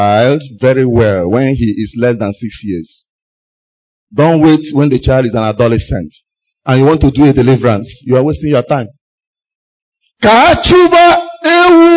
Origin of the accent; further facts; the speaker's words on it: Enugu, Enugu State, Nigeria; an Enugu boy. I grew up in Enugu.